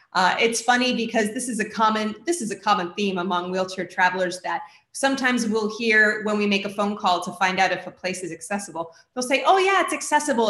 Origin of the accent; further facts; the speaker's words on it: Florida, United States; is my home state. I've lived here for most of my life